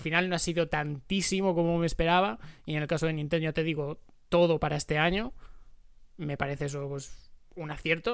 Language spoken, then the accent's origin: Spanish; Spain; como, como españoles